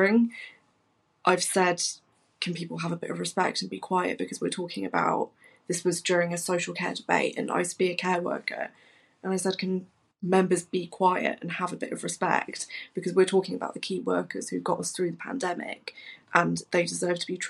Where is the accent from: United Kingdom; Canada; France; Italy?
United Kingdom; Nottingham, East Midlands; I'm born and bred in Nottingham. I represent my home city